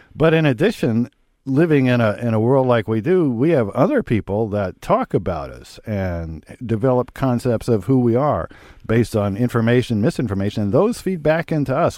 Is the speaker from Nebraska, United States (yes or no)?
yes; Lincoln, Nebraska, United States; growing up in Lincoln, Nebraska